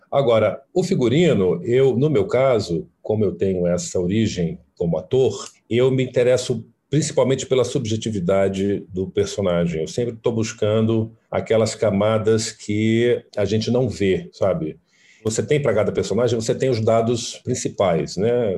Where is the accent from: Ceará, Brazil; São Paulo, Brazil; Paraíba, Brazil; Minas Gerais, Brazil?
Ceará, Brazil; Fortaleza; moved away; sou do Ceará, sou de Fortaleza